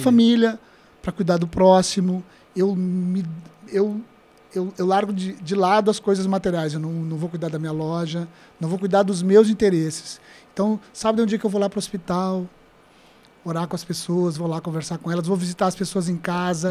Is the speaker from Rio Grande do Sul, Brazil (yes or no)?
yes; Camaquã, Rio Grande do Sul, Brazil; moved away as an adult; now in Guaíba, Brazil; lá em Camacuã, me criei três irmãos